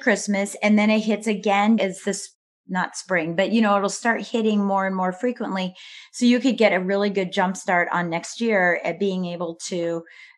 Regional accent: Midwest, United States; moved away; also born or lived in East Coast; I'm a Midwesterner turned into an Eastern person

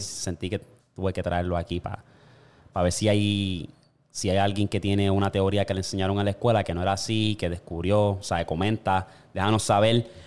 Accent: Toa Baja, Puerto Rico; moved away; yo me crié en Tua Baja y estaba la Cuesta del Guano en Candelaria

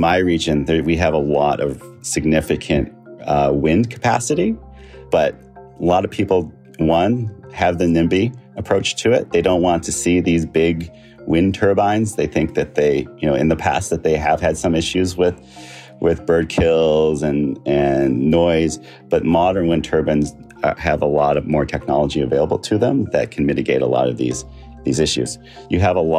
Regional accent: Canada; I'm from the Notkemawaning First Nation

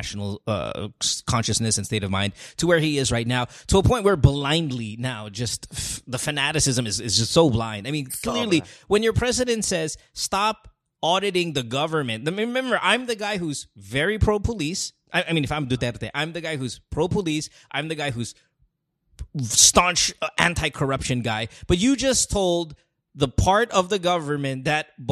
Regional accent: Central Luzon, Philippines; moved away; also born or lived in Manila; growing up in Bulacan

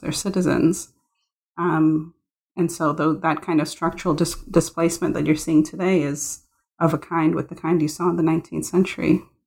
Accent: Mumbai, Maharashtra, India; I was born in Bombay

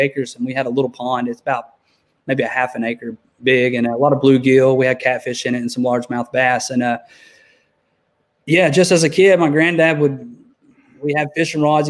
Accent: Knoxville, Tennessee, United States; I'm from Knoxville, Tennessee here

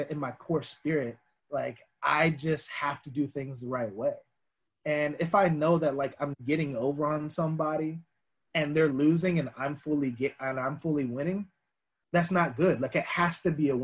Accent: United States; growing up Black in America

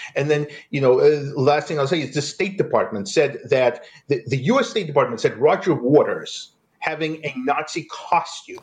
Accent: Eastern Ukraine, Ukraine; now in United States; I come from Eastern Ukraine. I came to America as a political refugee from Soviet anti-Semitism

